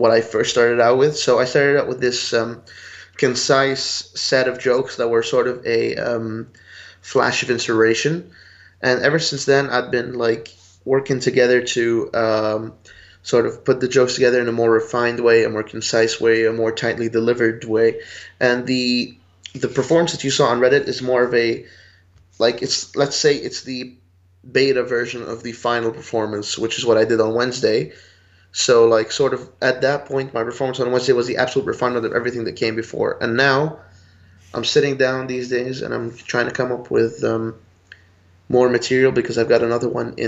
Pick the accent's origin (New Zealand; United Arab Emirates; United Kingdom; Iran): United Arab Emirates; Dubai; moved away as an adult; now in Budapest, Hungary; I was actually born and raised in Dubai, the United Arab Emirates, and I'm originally Lebanese, but I've been living in Budapest, Hungary, in Central Europe for the past year and a half.